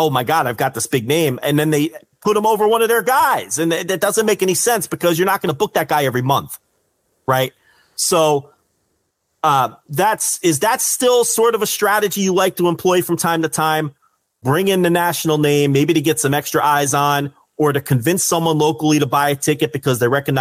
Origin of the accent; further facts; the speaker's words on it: Northeast, United States; I come from the Northeast